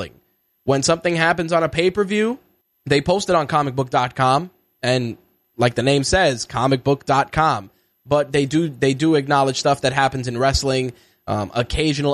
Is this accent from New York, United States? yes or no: yes; New York, United States; as a New Yorker